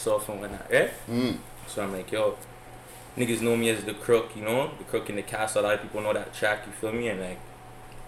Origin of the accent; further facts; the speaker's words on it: Toronto, Ontario, Canada; also born or lived in Parkdale, Toronto; I grew up on Western Road, but I was really close to like Black Creek